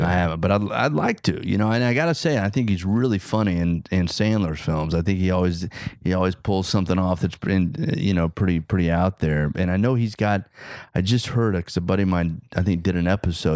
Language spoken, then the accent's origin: English; Oklahoma, United States; accent: rural; moved away; I grew up in Oklahoma